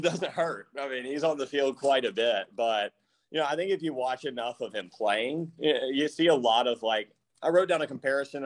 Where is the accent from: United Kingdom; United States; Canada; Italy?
United States; North Carolina; I grew up in North Carolina, so I've been going to Panther games forever